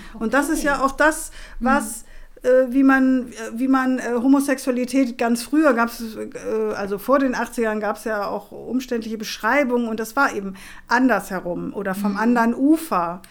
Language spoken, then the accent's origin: German; Chile; now in Germany; da, wo ich herkomme, ich komme aus dem südamerikanischen Kontinent äh, und zwar aus Chile